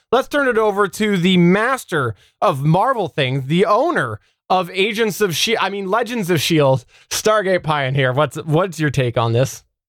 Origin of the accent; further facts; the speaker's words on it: Canada; I'm Canadian